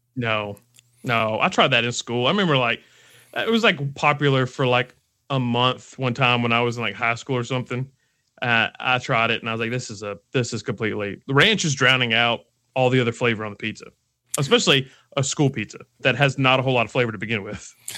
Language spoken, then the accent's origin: English; Alabama, United States; I'm from Alabama. Uh, I've lived here my entire life